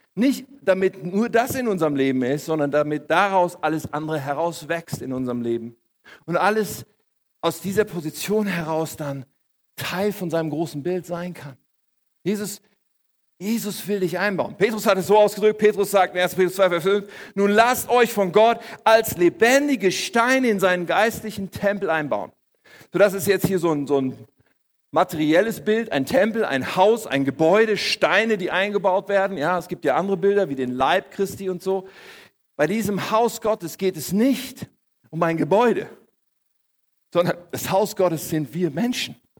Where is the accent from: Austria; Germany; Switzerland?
Germany; ich bin hier in Deutschland aufgewachsen